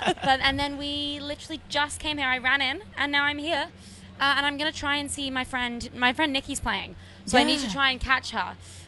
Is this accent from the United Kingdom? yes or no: yes; England, United Kingdom; I'm from England.